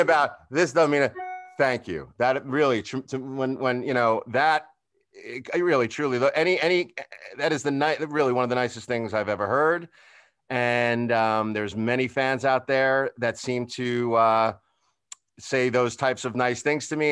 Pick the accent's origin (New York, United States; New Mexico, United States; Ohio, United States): New York, United States; Long Island; moved away as an adult; also born or lived in Los Angeles; I'm from New York. I'm from Long